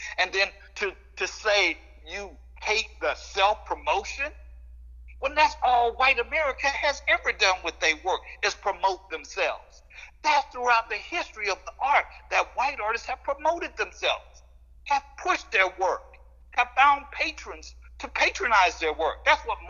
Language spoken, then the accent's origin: English; the South, United States; moved away; also born or lived in Kansas City; I grew up in the South.